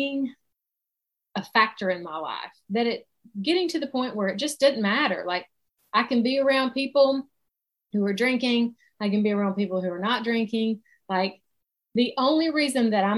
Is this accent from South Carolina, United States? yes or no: yes; South Carolina, United States; accent: Southern; I live in South Carolina. So that is where my Southern accent comes from. And I've lived here my whole life